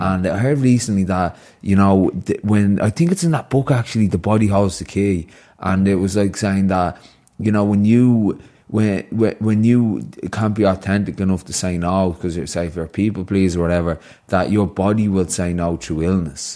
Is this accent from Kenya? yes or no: no; Ireland; the Irish culture thing of growing up in Wyham